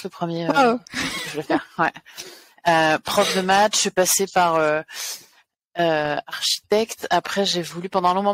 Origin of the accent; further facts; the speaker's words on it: France; je suis française, d'où l'accent. j'ai j'ai grandi un peu partout parce que mon père était militaire.